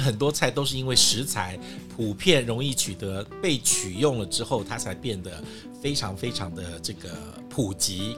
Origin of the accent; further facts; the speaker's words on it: Taipei, Taiwan; 我们台北人